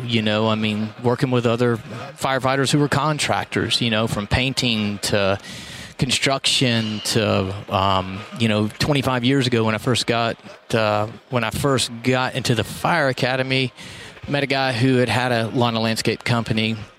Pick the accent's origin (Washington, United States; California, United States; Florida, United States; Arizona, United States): Florida, United States; also born or lived in Texas; So, Panhandle, Florida's home. Yeah. I mean, I've been there for, I'll be 42 this year. So let's just say 40 years I've been there.